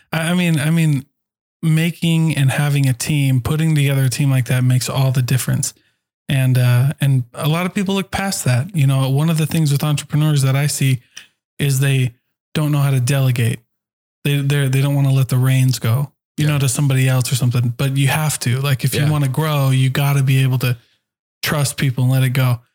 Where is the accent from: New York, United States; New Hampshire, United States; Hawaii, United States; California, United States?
Hawaii, United States; I'm Hawaiian.